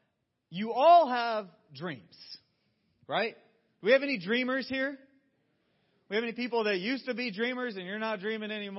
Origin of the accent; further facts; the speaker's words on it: Georgia, United States; moved away; I'm a Southerner through and through. I grew up in Georgia, and the world of Coca-Cola was a regular field trip starting in elementary school